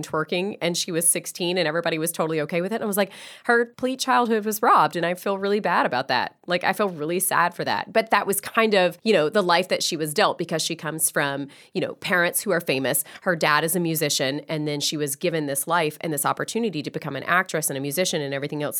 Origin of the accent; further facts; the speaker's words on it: the South, United States; I am from the South, and I was always taught to say, like, yes, ma'am, no, sir, please and thank you.